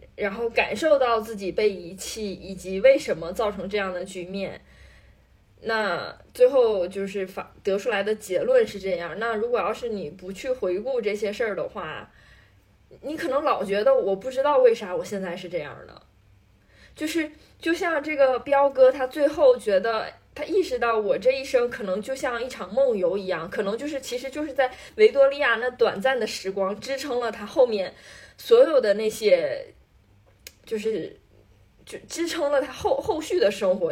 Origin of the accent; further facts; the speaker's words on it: Northeast China, China; 我们作为东北人